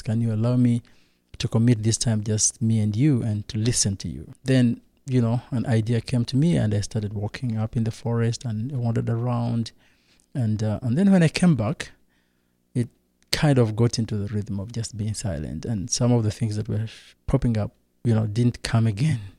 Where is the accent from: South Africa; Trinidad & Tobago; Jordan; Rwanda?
Rwanda; I come from Rwanda